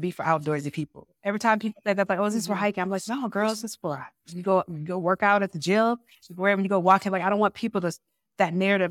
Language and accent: English; Ann Arbor, Michigan, United States; I was born and raised in Ann Arbor, Michigan